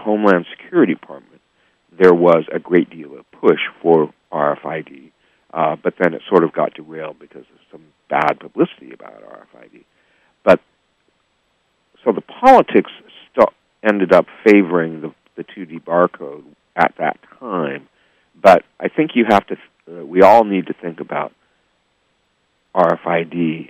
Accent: Seattle, Washington, United States; also born or lived in New York City, New York; now in San Francisco Bay Area, United States; I grew up in Seattle, Washington, back when I was a kid.

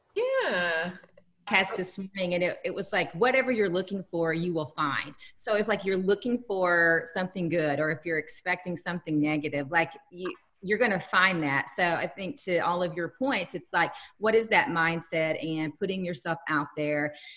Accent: Texas, United States; now in Minnesota, United States; oh honey texas

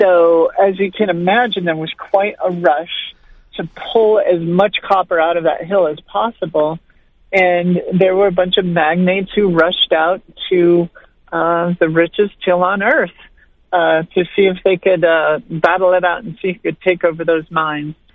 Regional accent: Montana, United States; my home state of Montana

